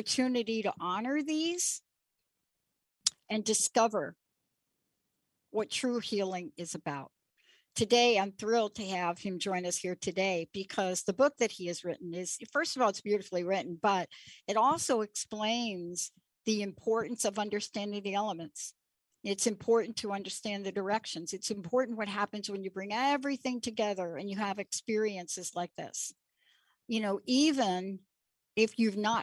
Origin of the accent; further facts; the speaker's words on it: New York City, New York, United States; moved away as an adult; now in Seattle, United States; I'm a girl from New York City. I grew up in the Bronx